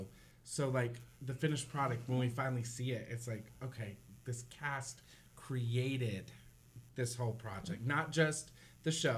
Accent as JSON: {"language": "English", "region": "Tennessee", "country": "United States", "moved": "yes", "lives_now": "Independence, Missouri, United States", "said": "I'm from the South. I'm from Tennessee. And I've done a lot back in Mississippi as well because I sat right on the Mississippi border. So I did a lot back home."}